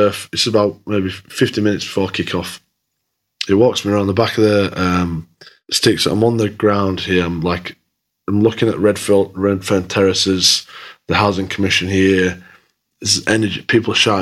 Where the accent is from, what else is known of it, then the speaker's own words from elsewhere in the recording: Dewsbury, Yorkshire and the Humber, United Kingdom; moved away as an adult; also born or lived in Australia; I'm a kid from Dewsbury